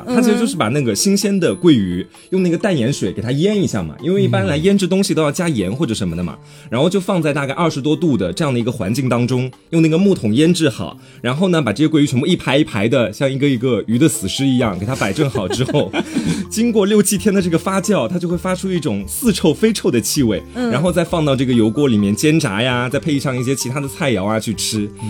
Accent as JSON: {"language": "Chinese", "town": "Xuancheng", "region": "Anhui", "country": "China", "said": "我们家其实是在宣城那一边，"}